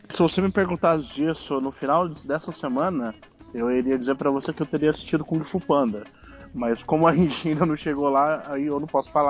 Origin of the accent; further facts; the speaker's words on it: Ceará, Brazil; eu sou cearense de várzea, cara. Brasileiro, cearense